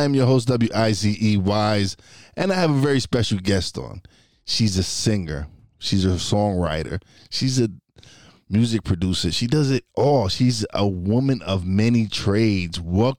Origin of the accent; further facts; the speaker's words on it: New York City, New York, United States; moved away as an adult; now in Pocono Mountains, United States; Yes, I'm from East New York, Brooklyn.